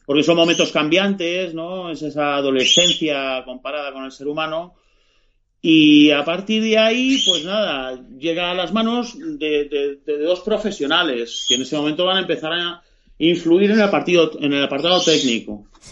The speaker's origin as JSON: {"language": "Spanish", "country": "Spain", "said": "como somos españoles"}